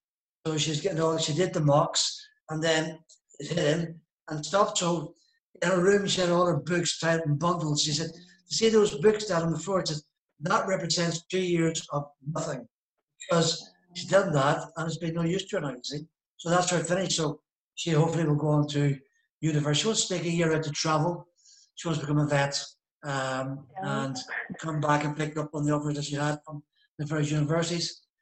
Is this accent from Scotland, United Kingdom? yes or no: no; East of England, United Kingdom; accent: Norfolk; I've been managed to sort of stay locally here. I'm a local boy with my Norfolk accent, which you can tell.